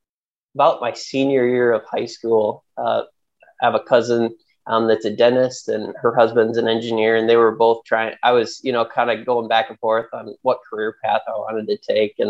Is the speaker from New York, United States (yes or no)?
no; Central Michigan, United States; also born or lived in Wisconsin; I grew up in Central Michigan